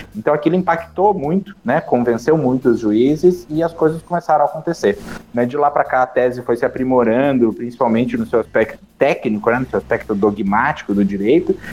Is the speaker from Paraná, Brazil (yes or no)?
yes; Curitiba, Paraná, Brazil; Curitiba, que é a cidade de onde eu sou e onde eu moro